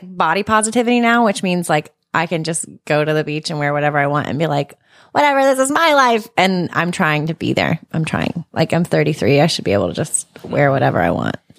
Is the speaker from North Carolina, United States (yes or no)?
yes; Charlotte, North Carolina, United States; I grew up in Charlotte, like, in North Charlotte near the Speedway